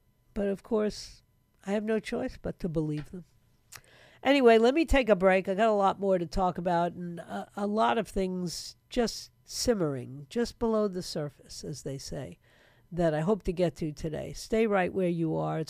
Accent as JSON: {"language": "English", "town": "New York City", "region": "New York", "country": "United States", "tie": "born or raised there", "said": "I was born and raised in New York City."}